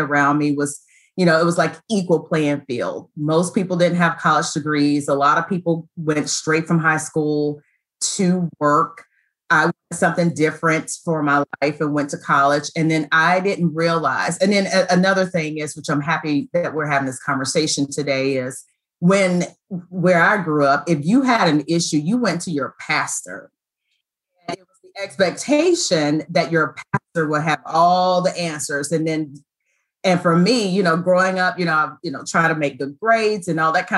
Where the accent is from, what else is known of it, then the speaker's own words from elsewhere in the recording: Roper, North Carolina, United States; I grew up in Eastern North Carolina